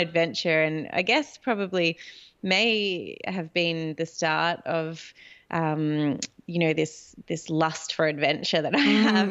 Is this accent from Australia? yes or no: yes; Australia; as a Australian